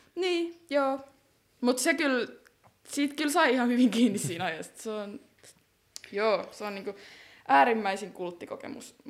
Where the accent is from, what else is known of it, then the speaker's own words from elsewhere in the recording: Helsinki, Uusimaa, Finland; mä oon kasvanut Helsingin Myllypurossa